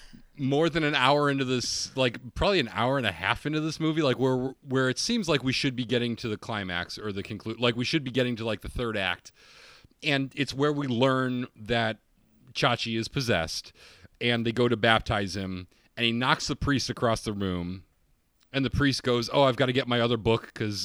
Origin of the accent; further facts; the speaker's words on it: Utica, New York, United States; Well, I'm from Utica, and I've never heard of Steamed Hams.